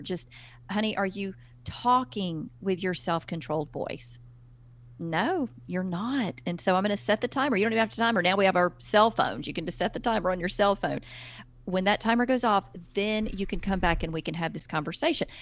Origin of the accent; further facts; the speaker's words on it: the South, United States; accent: Southern; now in Alabama, United States; I'm from the South. You cannot hide Southern. I live in Alabama.